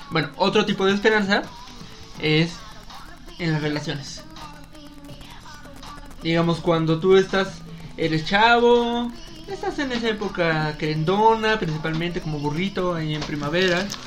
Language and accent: Spanish; Mexico; ahora sí, como buen mexicano, ahora sí lo hacemos.